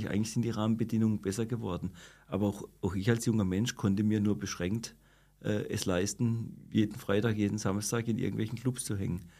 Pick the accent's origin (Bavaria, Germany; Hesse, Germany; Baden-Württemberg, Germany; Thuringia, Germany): Baden-Württemberg, Germany; Freiburg; Ich komme aus dem Mooswald und äh, wir waren auch im Seepark